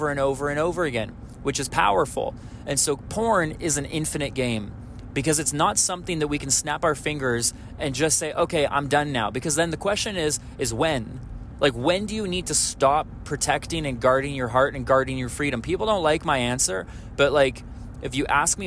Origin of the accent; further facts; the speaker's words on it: Canada; I'm Canadian